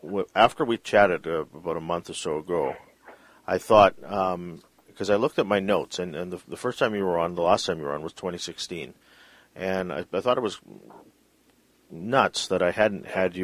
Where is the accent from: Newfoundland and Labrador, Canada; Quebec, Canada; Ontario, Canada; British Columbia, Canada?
British Columbia, Canada; Vancouver; growing up in Vancouver